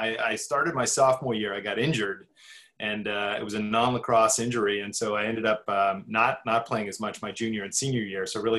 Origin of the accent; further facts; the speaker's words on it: Canada; born there; I'm what I call a NAFTA child or a North American child. I was born in Canada, spent 2 years there.